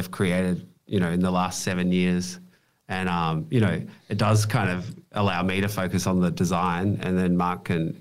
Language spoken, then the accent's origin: English; Bendigo, Victoria, Australia; I grew up in Bendigo, which is 2 hours outside of Melbourne